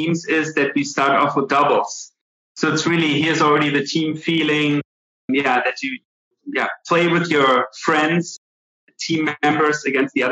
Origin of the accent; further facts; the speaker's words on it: Wiesbaden, Hesse, Germany; English is a second language; moved away as an adult; also born or lived in Las Cruces, New Mexico; I grew up in Wiesbaden.